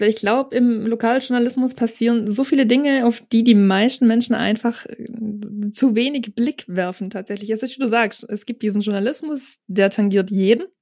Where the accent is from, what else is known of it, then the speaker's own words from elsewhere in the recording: near Balingen, Baden-Württemberg, Germany; also born or lived in Starnberg, Bavaria; Ich komme auch nicht direkt aus Balingen, sondern aus einem ganz, ganz, ganz kleinen Kuhkaff, weit entfernt von Balingen